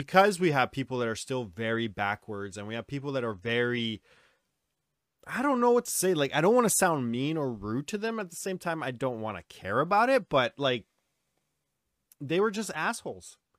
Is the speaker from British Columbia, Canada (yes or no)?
yes; New Westminster, British Columbia, Canada; we, Dustin and I are both, uh, we're from New West. That's our hometown